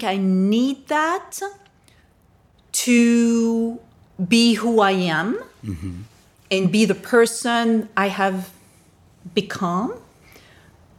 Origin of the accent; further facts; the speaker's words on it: France; I was raised Catholic. I'm from France, and that is the main religion in France.